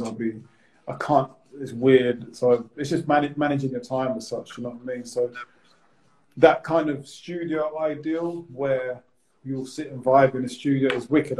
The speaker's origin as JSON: {"language": "English", "town": "Bournemouth", "region": "South West England", "country": "United Kingdom", "moved": "as an adult", "said": "I'm from Bournemouth as well"}